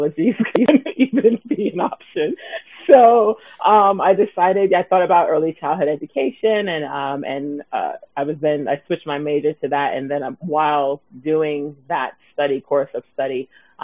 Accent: New York City, New York, United States; I am born and raised in Brooklyn, and I still live here.

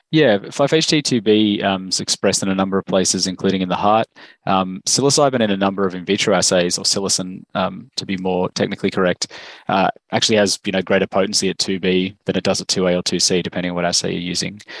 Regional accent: Australia; also born or lived in Stanford, United States; as you can probably tell from my accent, I'm, I'm from Australia.

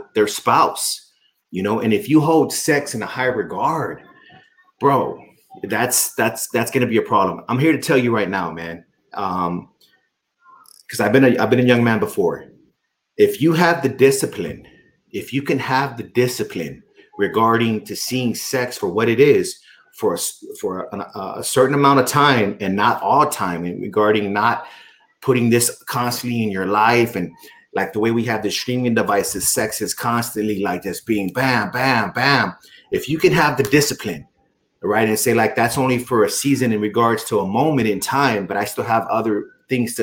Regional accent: Texas, United States; I was born and raised in Texas

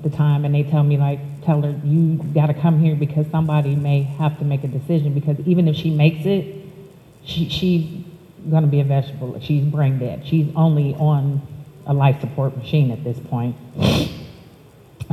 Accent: Youngstown, Ohio, United States; also born or lived in Columbus, Ohio; I was born in Youngstown, Ohio.

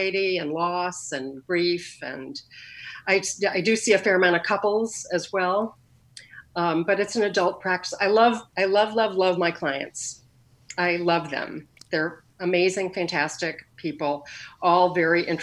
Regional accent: Connecticut, United States; also born or lived in New York City, New York; now in Portland, United States; I grew up in a sort of commuter town to New York City in Connecticut. I moved there when I was about six

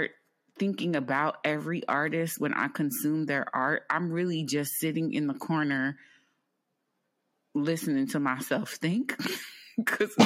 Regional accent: Bay Area, California, United States; moved away; I come from the Bay Area

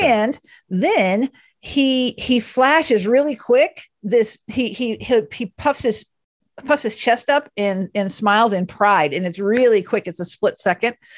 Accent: Dallas, Texas, United States; moved away; I grew up in Dallas and the family is still there

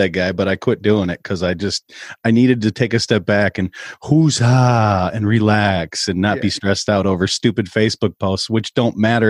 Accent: Minnesota, United States

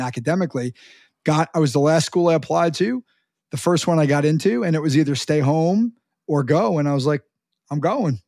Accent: Long Island, New York, United States; now in New Jersey, United States; where I grew up in Long Island

